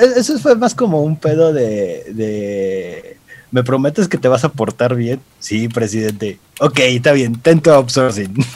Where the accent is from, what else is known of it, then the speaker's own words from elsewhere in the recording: Mexico; casi no la usamos como mexicanos